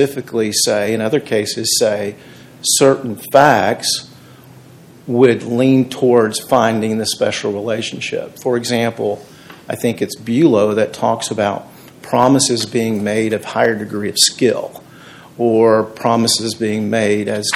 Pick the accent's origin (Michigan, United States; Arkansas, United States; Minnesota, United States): Arkansas, United States; Mountain Home; now in Little Rock, United States; I'm from Little Rock, Arkansas, Mountain Home originally